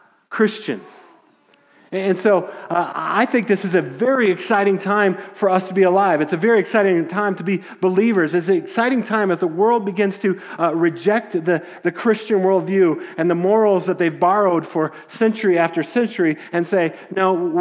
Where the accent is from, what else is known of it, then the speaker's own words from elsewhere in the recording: Littleton, Colorado, United States; growing up in Littleton, Colorado